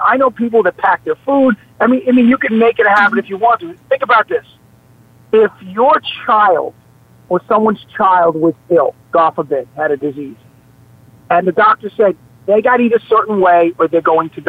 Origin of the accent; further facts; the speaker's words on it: New York City, New York, United States; accent: New York; I have a New York accent. I'm from the Bronx and Staten Island